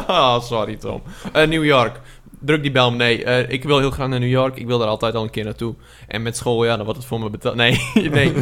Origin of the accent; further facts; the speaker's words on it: Friesland, Netherlands; Ik ben een Fries